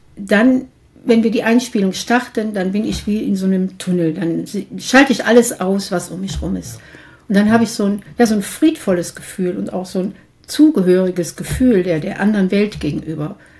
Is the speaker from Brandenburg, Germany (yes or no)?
no; Mönchengladbach, North Rhine-Westphalia, Germany; in meiner Heimatstadt Mönchengladbach